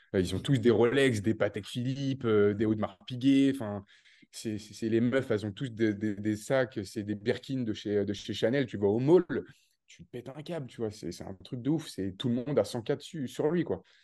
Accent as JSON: {"language": "French", "area": "countryside near Tours", "region": "Centre-Val de Loire", "country": "France", "tie": "born or raised there", "moved": "as an adult", "lives_now": "Dubai, United Arab Emirates", "said": "je viens de la campagne de Tours, je suis né entre quatre vaches et six moutons"}